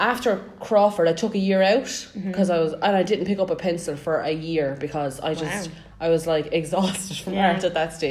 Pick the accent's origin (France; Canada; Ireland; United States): Ireland; Clonmel, Munster; also born or lived in Tipperary/Waterford border; I'm from Clamel.